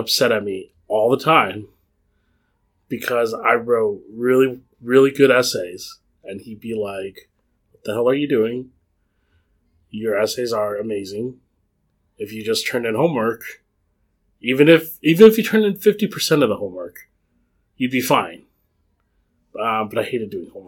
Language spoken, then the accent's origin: English; Cupertino, California, United States; I grew up in the Cupertino area